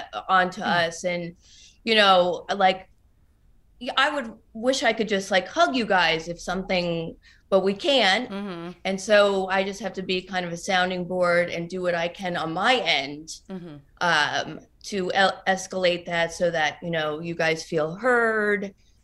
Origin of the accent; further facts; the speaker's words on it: New Jersey, United States; I'm from New Jersey. Everything bothers me.